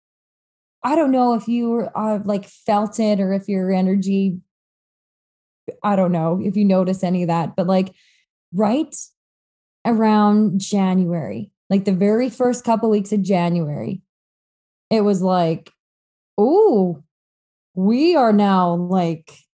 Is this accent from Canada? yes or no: yes; High River, Alberta, Canada; I grew up in High River, like a little bit redneck